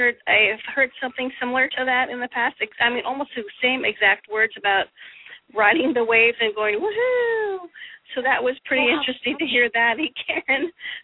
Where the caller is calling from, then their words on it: Oregon, United States; I'm calling from Oregon.